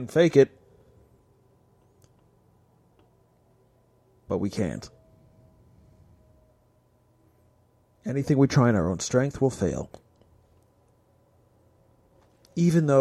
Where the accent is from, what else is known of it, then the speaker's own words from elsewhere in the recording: United States; I am an American